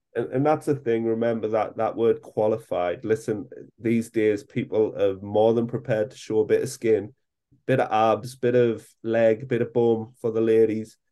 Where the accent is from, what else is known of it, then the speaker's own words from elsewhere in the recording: England, United Kingdom; as us British all